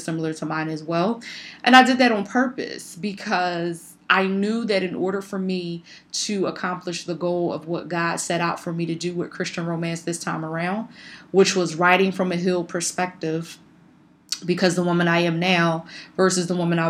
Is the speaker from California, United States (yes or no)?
no; Philadelphia, Pennsylvania, United States; like myself, was born and raised in Philadelphia